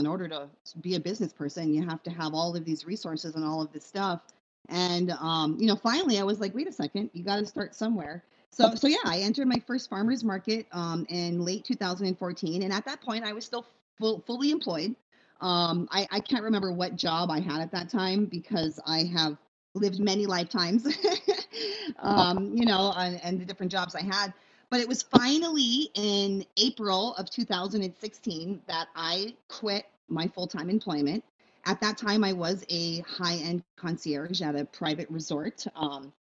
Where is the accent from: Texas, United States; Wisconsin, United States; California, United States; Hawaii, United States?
Hawaii, United States; Big Island; I grew up on the Big Island in a time before we had stores